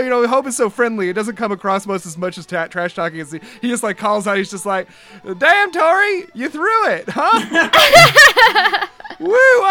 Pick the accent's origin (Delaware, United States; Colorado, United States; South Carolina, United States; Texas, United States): Delaware, United States; born there; I'm here to say I was born in Delaware in 1982.